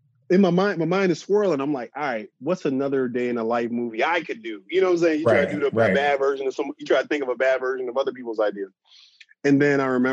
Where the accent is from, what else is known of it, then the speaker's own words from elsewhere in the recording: Chicago, Illinois, United States; growing up in Chicago